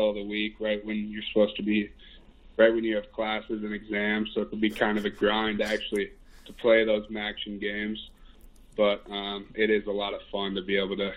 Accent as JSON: {"language": "English", "town": "Edina", "region": "Minnesota", "country": "United States", "tie": "born or raised there", "moved": "yes", "said": "I'm from Minnesota. I went to Edina High School"}